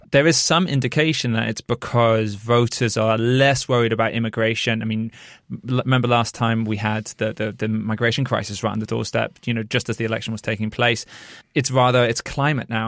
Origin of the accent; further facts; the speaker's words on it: United Kingdom; moved away as an adult; now in Denmark; I'm a British journalist